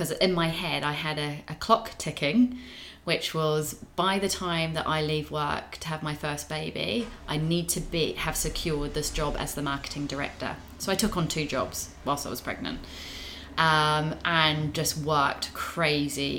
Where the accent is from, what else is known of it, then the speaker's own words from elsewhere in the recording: New Zealand; now in United Kingdom; I'm a Kiwi.